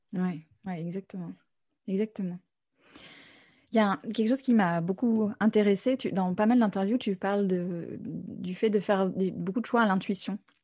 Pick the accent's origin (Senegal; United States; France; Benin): United States; moved away; j'ai grandi aux États-Unis aussi